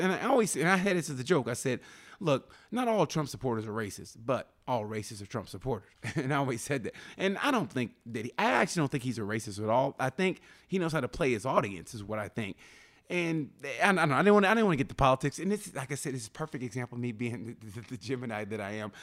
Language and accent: English; Muskogee, Oklahoma, United States; moved away; I grew up in Muskogee, Oklahoma